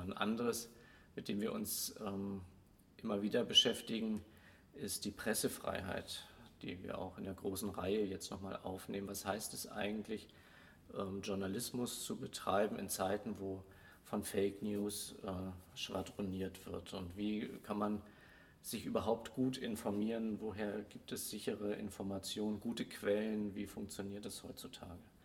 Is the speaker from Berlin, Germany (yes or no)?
no; Hamburg, Germany; now in Swabia, Germany; als Hamburger, der hierher kommt, werde ich damit immer wieder konfrontiert. Du bist aber nicht von hier. Man hört es ja auch